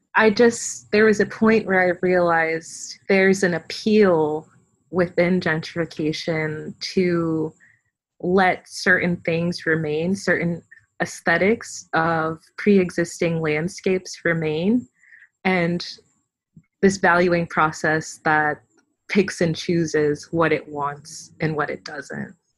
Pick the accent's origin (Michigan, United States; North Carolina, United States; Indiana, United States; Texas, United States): North Carolina, United States; Fayetteville; I was from Fayetteville